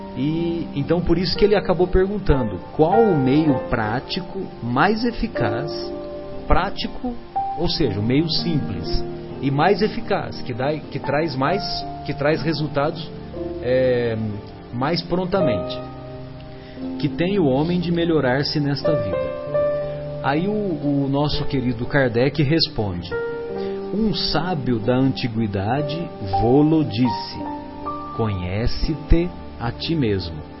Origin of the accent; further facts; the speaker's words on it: São José do Rio Pardo, São Paulo, Brazil; eu frequentava os bancos da Igreja Católica lá na minha cidade, em São José do Rio Pardo